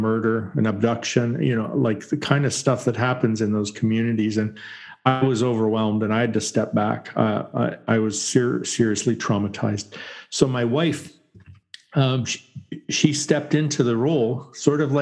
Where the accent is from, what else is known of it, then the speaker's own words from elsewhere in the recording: Canada; I grew up in Canada in a conservative Baptist church, and I was there until I was 20